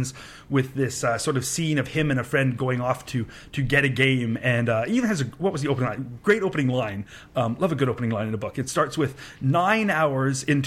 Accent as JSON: {"language": "English", "country": "Canada", "said": "I'm from Canada"}